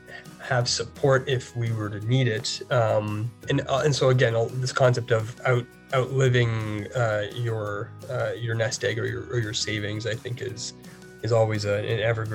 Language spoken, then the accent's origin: English; Toronto, Ontario, Canada; First of all, I'm from Toronto, born and raised in the city here. My family's originally from East Africa. My mom came from Kenya and my dad came from Tanzania and were of Indian descent originally. I grew up playing ice hockey.